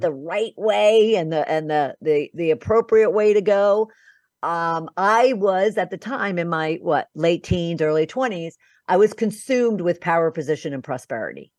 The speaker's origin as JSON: {"language": "English", "town": "Philadelphia", "region": "Pennsylvania", "country": "United States", "tie": "born or raised there", "also_born_or_lived": "Boca Raton, Florida", "moved": "as an adult", "said": "I'm originally from Philadelphia, um, and, uh, my background really started in my home because I'm one of twelve children"}